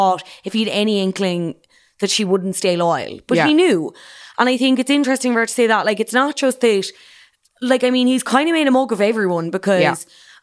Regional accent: County Cork, Ireland; accent: Cork; I like to think I still sound from Cork

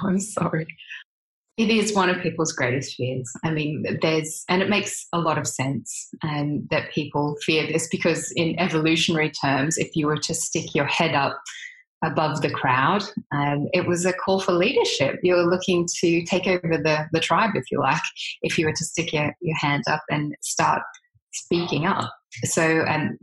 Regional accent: Australia; if people don't recognize my accent, that I am Australian

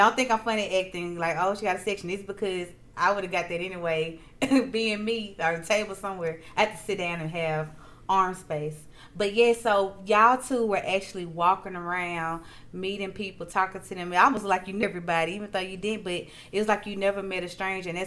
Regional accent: Jackson, Mississippi, United States; now in Dallas, United States; I'm from Mississippi

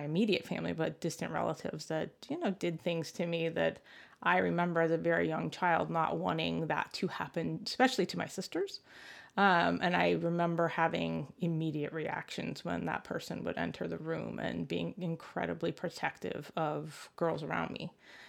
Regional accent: United States; certainly very aware of the freedoms and rights I had as a girl growing up in the United States.

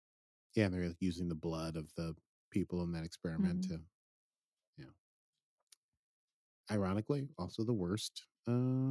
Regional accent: New York City, New York, United States; I grew up in in Brooklyn

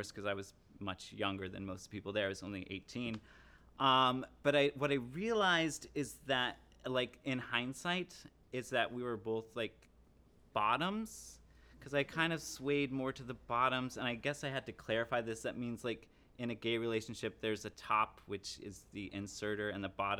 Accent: Cheyenne, Wyoming, United States; moved away; I grew up in Cheyenne, Wyoming, which, if you don't know, is a fairly conservative environment.

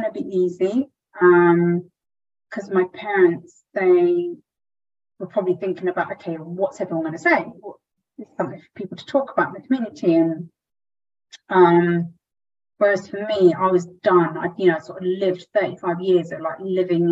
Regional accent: Southampton, South East England, United Kingdom; moved away; also born or lived in London; I grew up in Southampton, a very small Indian community where everyone knew everyone

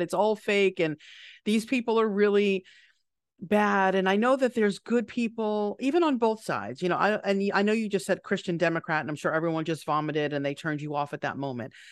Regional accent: New York, United States; being a New Yorker

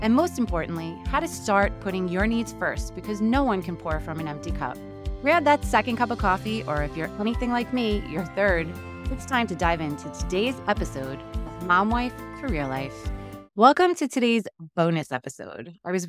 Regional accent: New York City, New York, United States; moved away as an adult; also born or lived in Long Island / Staten Island; now in Cranford, United States; I was born and raised in Queens, New York, right next to Aqueduct Racetrack. I lived there until I went to college, which was out in Long Island.

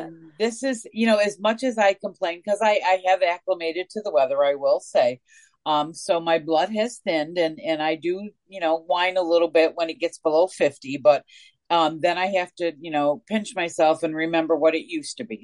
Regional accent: Northeast, United States; now in Coastal Mississippi, United States; I am from the Northeast

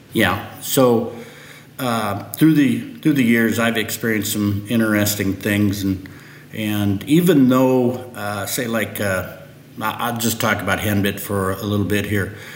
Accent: Nebraska, United States; also born or lived in Lincoln, Nebraska / Fairbury, Nebraska; I was born and raised in Nebraska

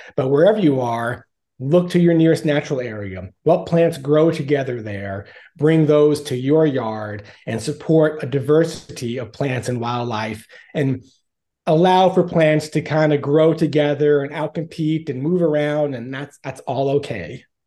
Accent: Long Island, New York, United States; now in Arkansas, United States; I'm originally from, uh, Long Island, New York, in case you can't tell from my accent

